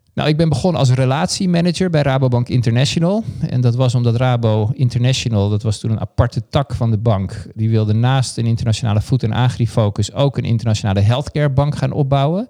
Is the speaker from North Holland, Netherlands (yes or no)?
yes; Haarlem, North Holland, Netherlands; heb eigenlijk in mijn jeugd ongelooflijk veel gesport. Ik kwam uit Haarlem